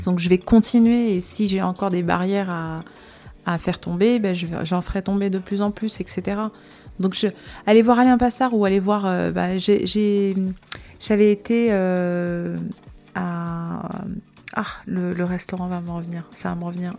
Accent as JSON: {"language": "French", "town": "Casablanca", "region": "Casablanca-Settat", "country": "Morocco", "also_born_or_lived": "United States", "moved": "yes", "lives_now": "France", "said": "je viens de Casablanca, donc tout de suite c'est la grande ville"}